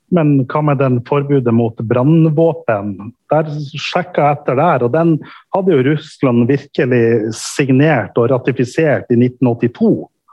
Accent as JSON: {"language": "Norwegian", "country": "Norway", "said": "Og jeg kommer ifra Norge"}